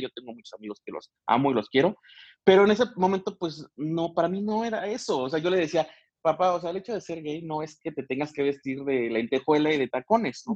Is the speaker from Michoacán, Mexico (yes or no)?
yes; Michoacán, Mexico; moved away as an adult; now in Querétaro, Mexico; soy originario de Michoacán, ahí nací